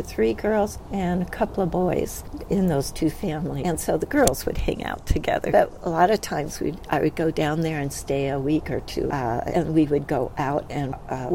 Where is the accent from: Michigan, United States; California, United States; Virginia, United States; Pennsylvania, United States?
California, United States; San Diego; also born or lived in El Centro, California; we moved to San Diego, actually, when I was two. I didn't remember growing up in El Centro